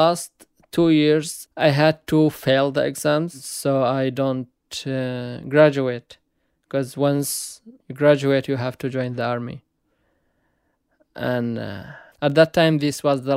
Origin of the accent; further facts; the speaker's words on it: Aleppo Governorate, Syria; moved away as an adult; now in Istanbul, Turkey; I grew up in a small village in the countryside of Aleppo.